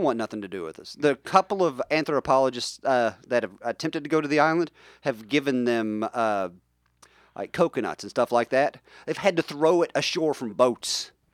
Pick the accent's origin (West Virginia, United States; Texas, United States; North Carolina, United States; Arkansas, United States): West Virginia, United States; I grew up in West Virginia